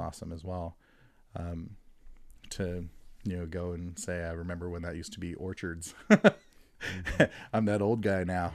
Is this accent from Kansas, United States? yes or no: no; Stockton, California, United States; I grew up in Stockton